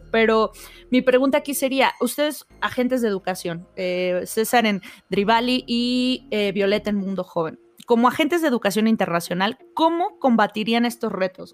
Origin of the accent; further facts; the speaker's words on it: Mexico; como mexicanos ya enfrentamos